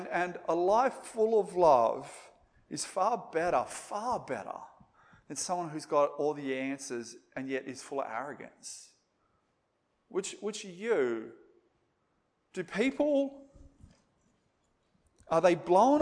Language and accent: English; Moree, New South Wales, Australia; accent: bogan; they would have had like this really bogan accent like I've got because I come from Moree